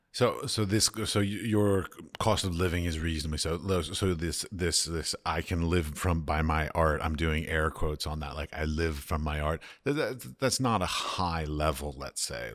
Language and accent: English; United States; moved away; I come from American capitalistic societies